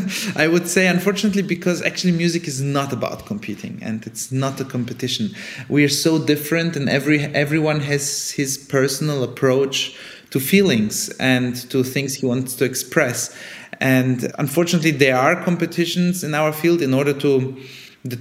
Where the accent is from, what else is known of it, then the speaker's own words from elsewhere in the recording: Germany; first language Italian; also born or lived in Sofia, Bulgaria / Italy; I was born in Sofia in Bulgaria. Then my family moved to Italy when I was 1 year old. So Italian was kind of my first actual conscious language, together with Bulgarian, of course. And then we moved to Germany when I was 6, on the French border.